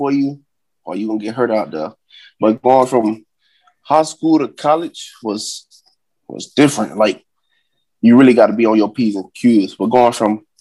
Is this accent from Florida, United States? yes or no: no; West Virginia, United States; moved away; My hometown is West Virginia.